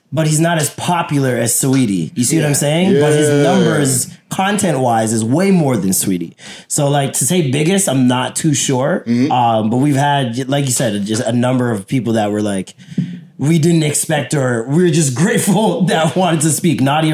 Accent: Jamaica; he knows I'm Jamaican.

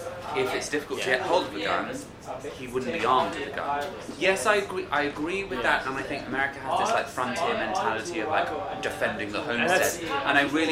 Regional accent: Southern England, United Kingdom; accent: Generic Southern English

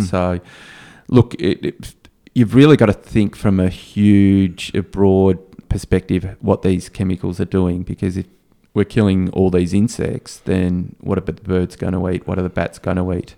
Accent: Australia; as an Australian

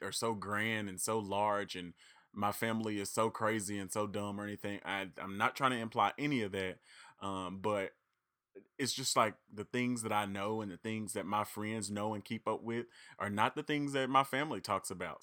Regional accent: Reed, Arkansas, United States; I'm from Reed and McGee and Dumas are neighboring cities, neighboring towns.

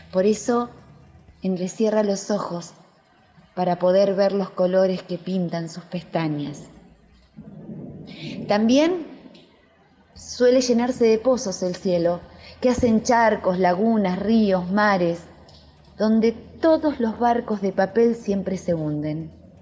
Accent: La Pampa, Argentina; Soy argentina, de La Pampa, un lugar donde se ve el horizonte y donde se escuchan las calandrias

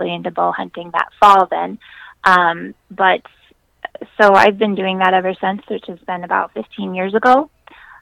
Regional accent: South Central Iowa, United States; So I'm from South Central Iowa. I grew up there, and I didn't move anywhere. I'm still here

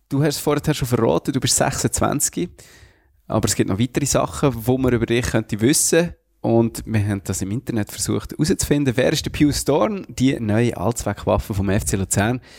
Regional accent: Freiburg, Baden-Württemberg, Germany; moved away as an adult; now in Lucerne, Switzerland; Freiburg ist einfach meine Heimat.

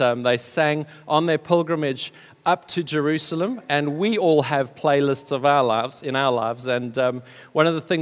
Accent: South Africa; moved away as an adult; now in United Kingdom; We've been in the UK now for about 11 years. We come originally from South Africa. People have told me that I still haven't lost my accent.

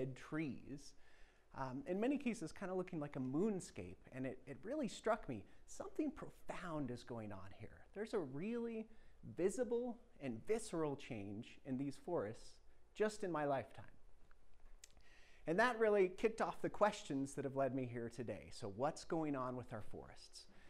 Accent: Cortez, Colorado, United States; I grew up outside of Cortez, Colorado, spending a lot of my childhood on mountain

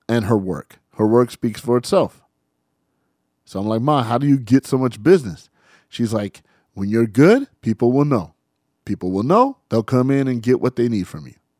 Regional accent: San Bernardino, California, United States; I grew up in San Bernardino, as everybody knows, 92404

